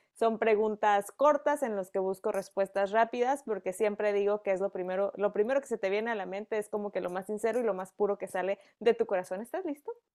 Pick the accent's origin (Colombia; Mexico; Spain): Mexico; yo como mexicana